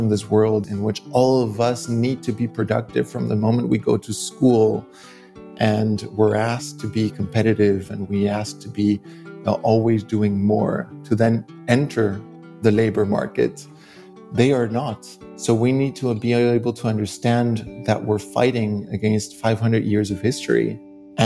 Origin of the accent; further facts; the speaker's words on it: Mexico; moved away; I grew up seeing this on a day-to-day basis in Mexico